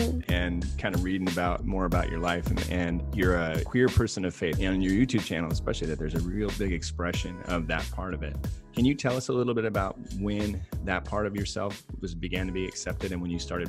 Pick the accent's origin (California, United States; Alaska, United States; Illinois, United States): Alaska, United States; also born or lived in Hawaii; I'm from Alaska and Hawaii.